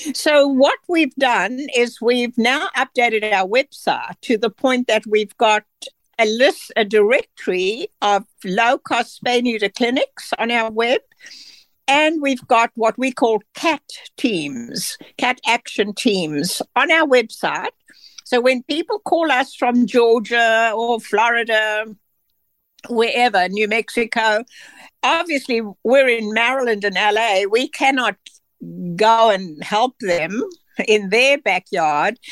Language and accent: English; South Africa; moved away as an adult; now in United States; I'm from South Africa